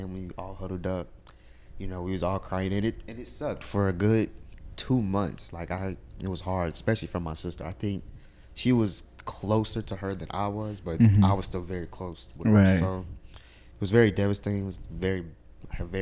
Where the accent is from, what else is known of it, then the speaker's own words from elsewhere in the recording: Crowley, Texas, United States; I grew up here, in Fort Worth, Crowley, Texas